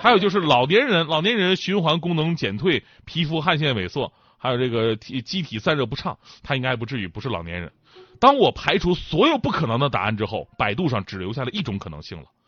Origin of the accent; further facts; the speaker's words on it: Northeast China, China; 作为一个东北人呐